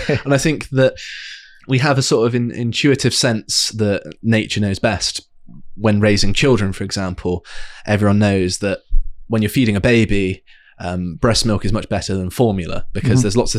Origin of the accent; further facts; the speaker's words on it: South West England, United Kingdom; It might be the sort of residual paganism that growing up in Devon has given me, or something, whereby there's a certain amount of reverence and appreciation.